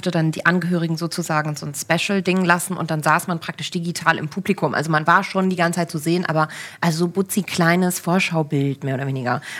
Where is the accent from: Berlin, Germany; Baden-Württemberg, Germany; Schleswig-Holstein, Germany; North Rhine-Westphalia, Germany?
Berlin, Germany; moved away as an adult; also born or lived in Cologne / Frankfurt; aus Berlin bin eine dieser seltenen äh, Berlinerinnen.